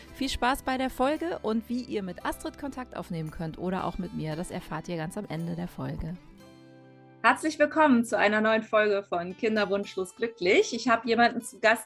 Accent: Rhineland, Germany; ich als Rheinländerin

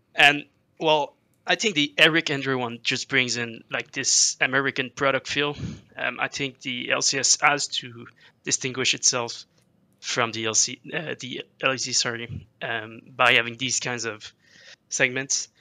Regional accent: Quebec, Canada; I'm from Quebec

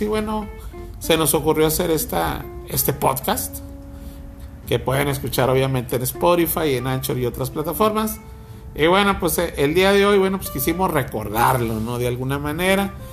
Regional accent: Nuevo León, Mexico

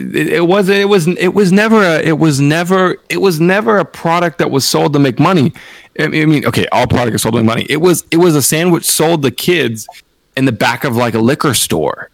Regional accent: West Coast, United States; I'm from the West Coast

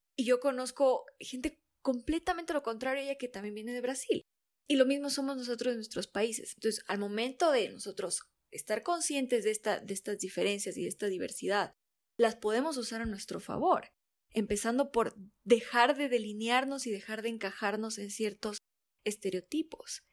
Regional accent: Ecuadorian coast, Ecuador; yo soy costeña

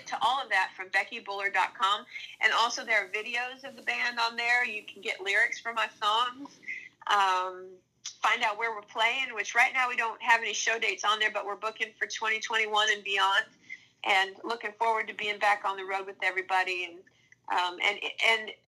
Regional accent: Minnesota, United States; moved away; a neighbor of mine growing up in Minnesota

